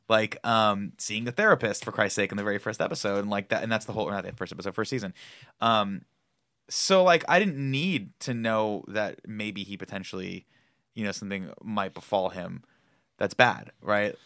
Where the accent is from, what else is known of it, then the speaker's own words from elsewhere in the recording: United States; as an American.